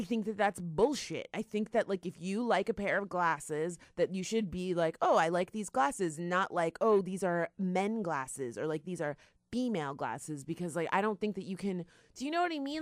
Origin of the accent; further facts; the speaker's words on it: South Florida, United States; we're from South Florida